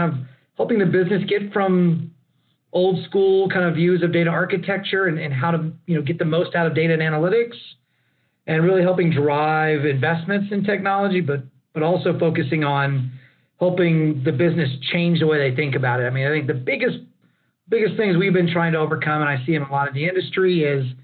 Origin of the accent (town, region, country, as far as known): Lockhart, Texas, United States; born or raised there; also born or lived in Austin, Texas